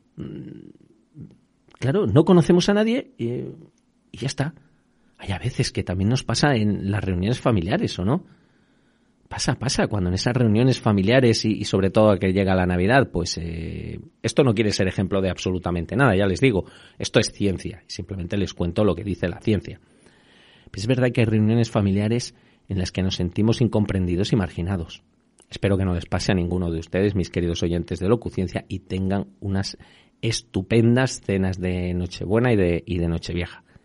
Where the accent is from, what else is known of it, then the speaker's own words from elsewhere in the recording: Extremadura, Spain; now in Madrid, Spain; de allí de mi tierra